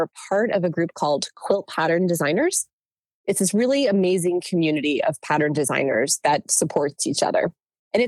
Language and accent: English; New Jersey, United States; moved away as an adult; also born or lived in Northeast Pennsylvania; now in San Diego, United States; I grew up in New Jersey